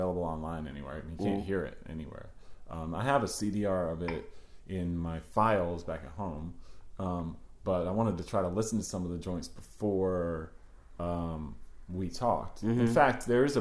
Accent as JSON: {"language": "English", "region": "East Coast", "country": "United States", "tie": "born or raised there", "moved": "yes", "said": "growing up on the East Coast and coming out here"}